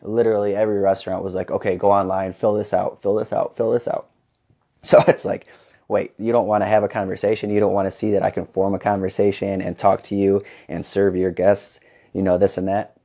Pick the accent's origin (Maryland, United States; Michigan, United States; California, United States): Michigan, United States; Fennville; moved away as an adult; now in Arizona, United States; I was coaching basketball in Fenville, Michigan, uh, my hometown